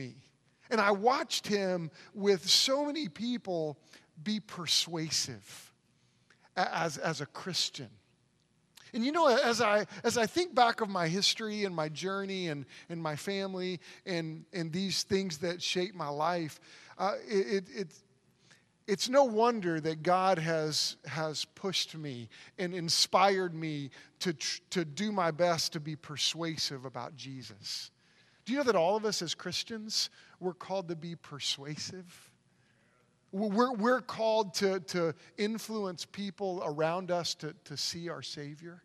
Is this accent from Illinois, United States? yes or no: no; Oklahoma City, Oklahoma, United States; moved away; I grew up in Oklahoma City, on the south side of Oklahoma City, in kind of a rough neighborhood